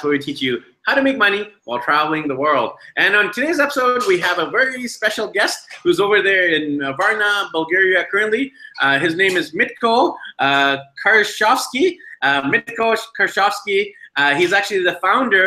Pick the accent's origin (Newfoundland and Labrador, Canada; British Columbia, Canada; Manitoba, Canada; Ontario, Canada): British Columbia, Canada; Vancouver; I am actually from Vancouver, BC, Canada.